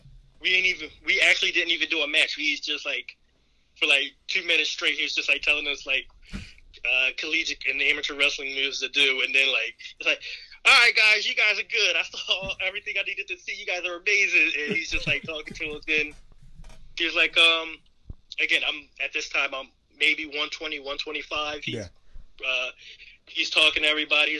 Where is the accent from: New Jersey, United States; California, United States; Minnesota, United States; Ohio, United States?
New Jersey, United States; Paulsboro; we're both from Paulsboro. We're both two of the greatest wrestlers in Paulsboro that never win individual state title